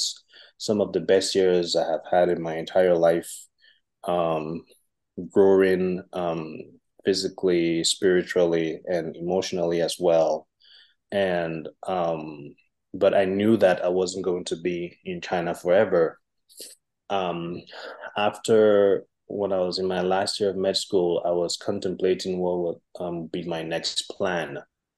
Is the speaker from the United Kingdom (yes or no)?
no; Liberia; now in United States; As Pastor Joe said, I currently live in the U.S., but I'm originally from Liberia.